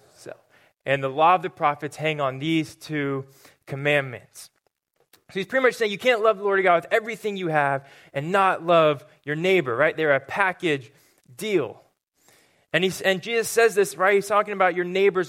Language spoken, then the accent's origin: English; Murrieta, California, United States; moved away; I grew up in a town called Marietta, which is just about an hour north of San Diego